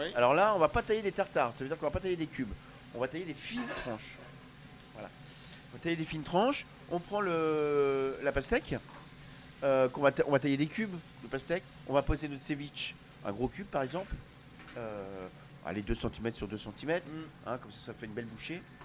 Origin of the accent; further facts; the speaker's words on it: Brittany, France; Je suis breton